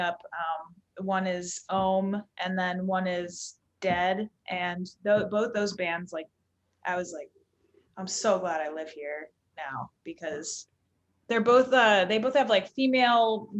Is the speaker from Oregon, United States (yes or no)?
no; Southern Florida, United States; moved away as an adult; now in Chicago, United States; I'm like very Southern Florida